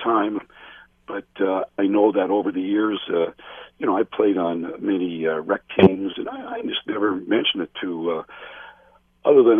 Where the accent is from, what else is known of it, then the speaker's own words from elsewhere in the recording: Peterborough, Ontario, Canada; growing up in Peterborough, I had a chance to watch Bernie Parent